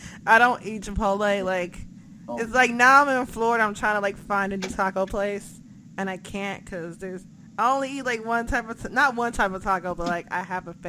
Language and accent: English; Jamaica; No, I'm sorry. I like meat. I am a Jamaican.